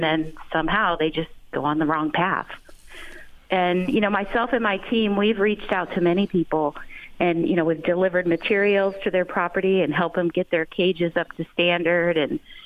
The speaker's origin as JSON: {"language": "English", "town": "San Diego", "region": "California", "country": "United States", "also_born_or_lived": "Texas", "said": "I moved back to California. I'm from San Diego"}